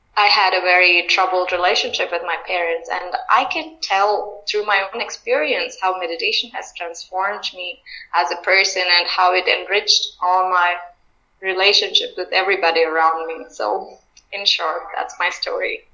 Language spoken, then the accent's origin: English; India; I'm from India